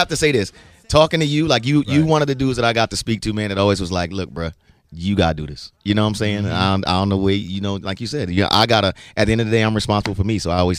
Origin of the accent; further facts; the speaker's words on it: New York, United States; now in Tampa Bay, United States; New York, the Bronx.